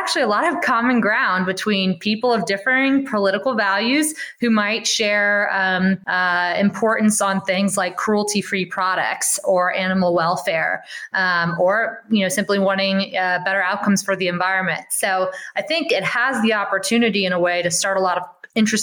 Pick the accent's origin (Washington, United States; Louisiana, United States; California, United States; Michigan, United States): Louisiana, United States; moved away as an adult; also born or lived in New York / San Francisco; I'm from Louisiana, but I grew up or I started my career in New York and San Francisco